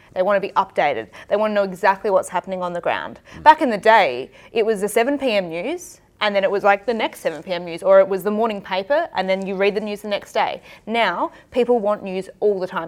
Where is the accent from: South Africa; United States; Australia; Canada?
Australia; Adelaide, South Australia; also born or lived in Manchester; worked in Adelaide, which is my hometown